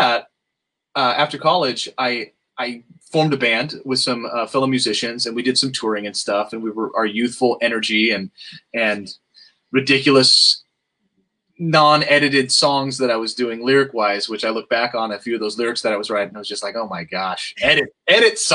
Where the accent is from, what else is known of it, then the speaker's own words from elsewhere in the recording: outside of Los Angeles, California, United States; also born or lived in Fallbrook; I grew up outside of Los Angeles